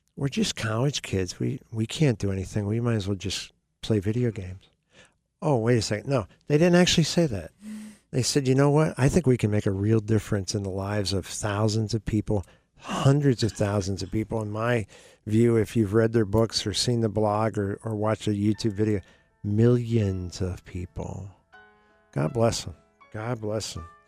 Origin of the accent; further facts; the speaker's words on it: the Poconos, Pennsylvania, United States; in my high school, when I grew up in the Poconos, um, Pocono Hills